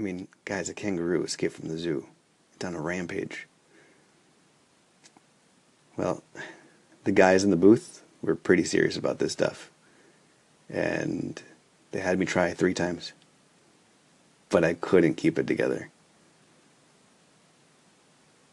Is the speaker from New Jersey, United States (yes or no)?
no; New York City, New York, United States; now in Minneapolis, United States; Growing up in New York City